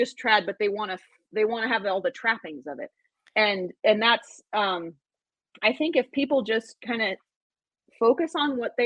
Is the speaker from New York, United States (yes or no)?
no; Angels Camp, California, United States; I'm from Angels Camp. So I moved home